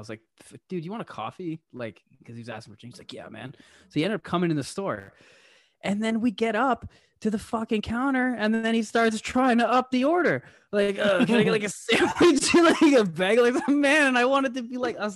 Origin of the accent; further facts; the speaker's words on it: Canada; I'm Canadian